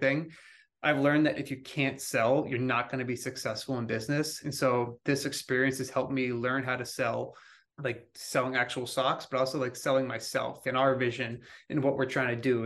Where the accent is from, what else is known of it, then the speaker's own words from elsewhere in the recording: outside of Boston, Massachusetts, United States; I grew up outside of Boston